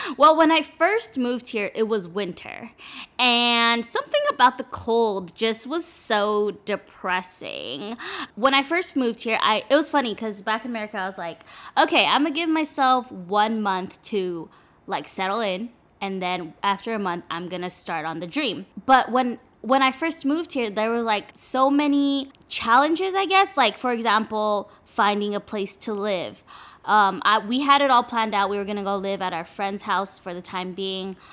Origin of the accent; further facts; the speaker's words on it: Los Angeles, California, United States; moved away as an adult; now in Taiwan; I'm originally from L A. I lived there my whole life, specifically the six to six area